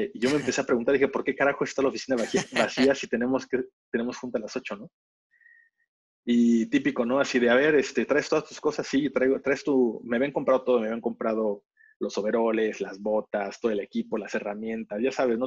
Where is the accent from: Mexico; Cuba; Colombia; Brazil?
Mexico; moved away as an adult; also born or lived in England; siendo mexicano en Inglaterra